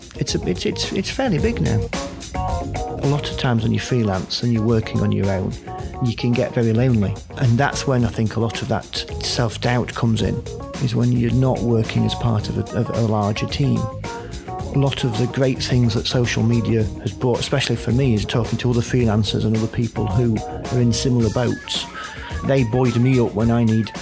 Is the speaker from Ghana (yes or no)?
no; Doncaster, Yorkshire and the Humber, United Kingdom; also born or lived in Wolverhampton; I come from Doncaster, so in Yorkshire